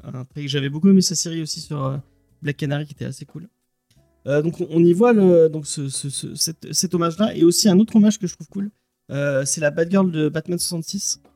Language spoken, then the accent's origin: French; Marseille, Provence-Alpes-Côte d'Azur, France; je suis marseillais